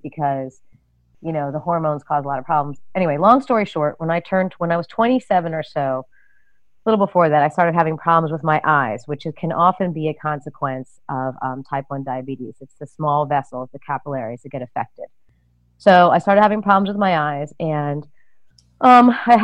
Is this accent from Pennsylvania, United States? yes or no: no; New York City, New York, United States; moved away as an adult; also born or lived in rural Massachusetts; I'm originally from New York City